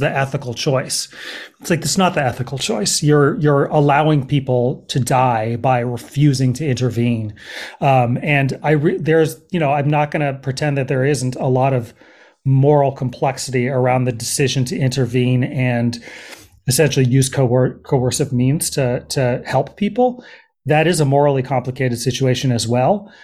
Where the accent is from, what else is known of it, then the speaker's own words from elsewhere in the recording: Berkeley, California, United States; also born or lived in Los Angeles / New York City / East Coast; now in Oakland, United States; I grew up in Berkeley, um, and I've lived here in Oakland for probably the past five years.